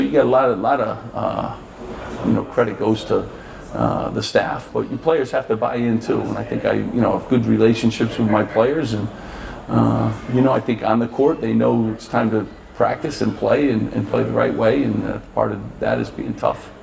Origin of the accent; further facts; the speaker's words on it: Connecticut, United States; moved away; also born or lived in Long Island / New Jersey; growing up in Connecticut too